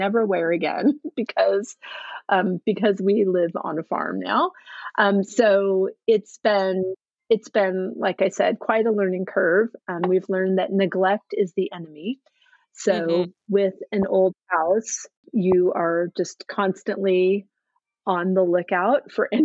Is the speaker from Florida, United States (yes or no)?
no; California, United States; moved away as an adult; also born or lived in Oregon / San Francisco Bay Area, California; now in Massachusetts, United States; growing up in California and going to school in Oregon and then moving back to California after school